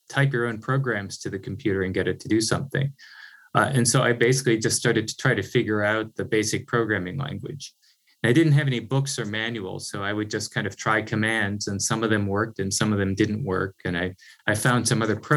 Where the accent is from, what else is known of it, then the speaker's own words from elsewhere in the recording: Northeast Iowa, United States; I grew up on a small farm in Northeast Iowa, really pretty far from any technology like we think about it today